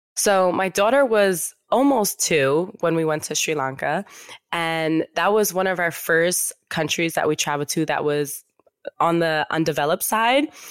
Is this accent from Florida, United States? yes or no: no; Yonkers, New York, United States; We would see him at, like, baseball games and everything growing up in Yonkers.